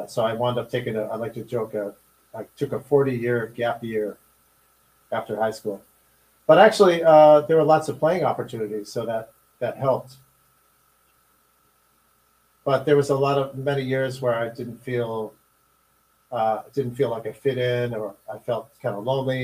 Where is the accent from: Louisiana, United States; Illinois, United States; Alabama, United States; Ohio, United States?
Illinois, United States; Chicago; I was growing up in Chicago during the riots in 1968